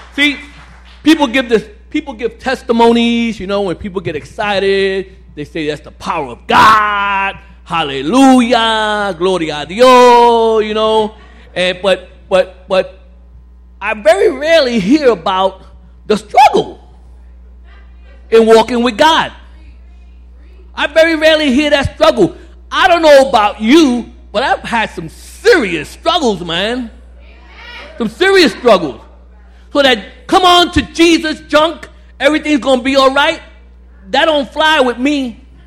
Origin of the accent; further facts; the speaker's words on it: New York City, New York, United States; now in Staten Island, United States; I live in Staten Island, but uh, I grew up in Brooklyn, Bedford Stuyvesant, Williamsburg